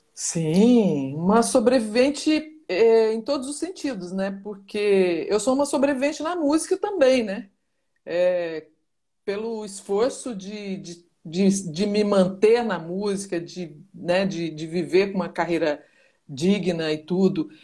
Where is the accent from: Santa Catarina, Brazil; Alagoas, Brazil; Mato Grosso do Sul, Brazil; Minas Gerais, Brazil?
Minas Gerais, Brazil; moved away; also born or lived in Goiânia / São Paulo; eu nasci mesmo em Minas Gerais, né? Eu sou ah. mineira, tá. nascida em, Min em Minas Gerais